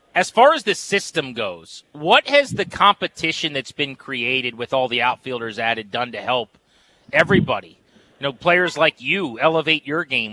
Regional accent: Fredericksburg, Virginia, United States; I'm from the Fredericksburg area.

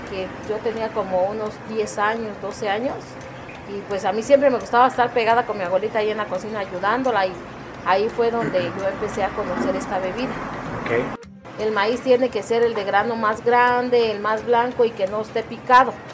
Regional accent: Villa Sola de Vega, Oaxaca, Mexico; de Villa Sola de Vega, perteneciente a la Sierra Sur.

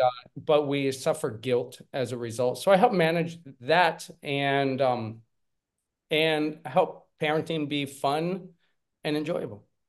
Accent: Pennsylvania, United States; moved away as an adult; also born or lived in South Korea; now in Spain; I am originally from Pennsylvania. I lived in South Korea for, um, for about seven years. I've been living here in Spain for about ten

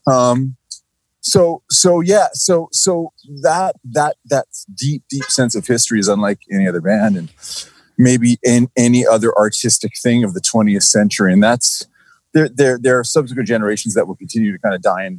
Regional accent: Toronto, Ontario, Canada; growing up in Etobicoke, in the 70s

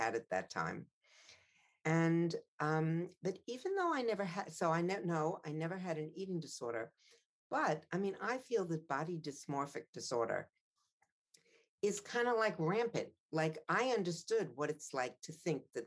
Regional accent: Long Island, New York, United States; I knew I was a privileged girl living on Long Island, not growing up in Amsterdam

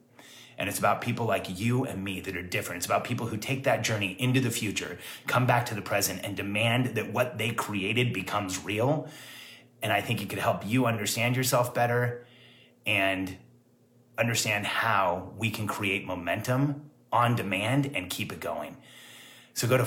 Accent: Mexico; moved away; I was actually born in Mexico.

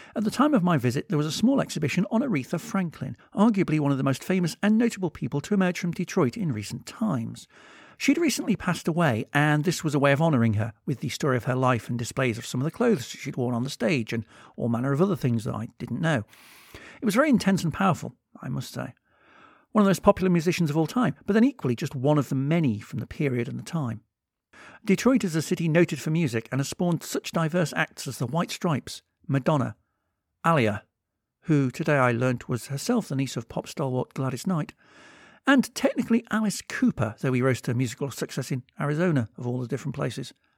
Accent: United Kingdom; also born or lived in Liverpool; I'm British

